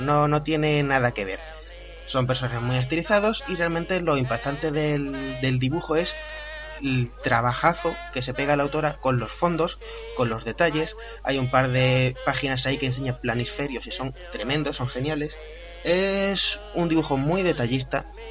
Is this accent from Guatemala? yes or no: no; Andalusia, Spain; como andaluz que soy